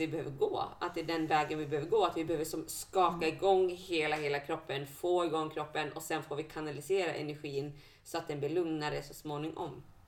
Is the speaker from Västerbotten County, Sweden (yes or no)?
yes; Bjurholm, Västerbotten County, Sweden; now in Umeå, Sweden; När jag växte upp hemma i Bjurholm